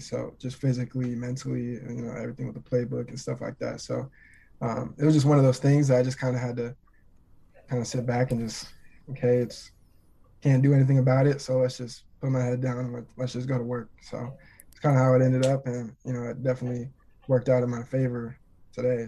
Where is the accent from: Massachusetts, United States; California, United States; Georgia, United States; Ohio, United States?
California, United States; Twentynine Palms; moved away as an adult; also born or lived in Nebraska; Twenty Nine Palms is in the high desert. I live Twenty Nine Palms is about an hour away from Palm Springs